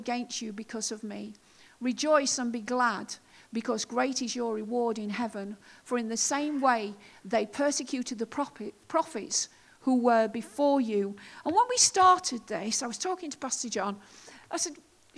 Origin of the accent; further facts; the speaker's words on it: United Kingdom; us as British people